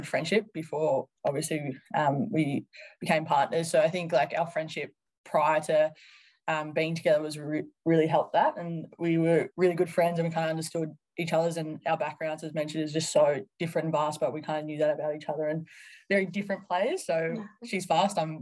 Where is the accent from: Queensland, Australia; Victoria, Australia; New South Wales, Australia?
Victoria, Australia; from a very young age growing up in Victoria